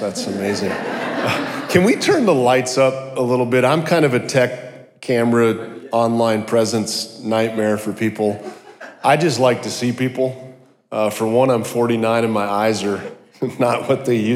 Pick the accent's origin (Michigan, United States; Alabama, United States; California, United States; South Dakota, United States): South Dakota, United States; I grew up in South Dakota in the middle of nowhere, went to a tiny little college.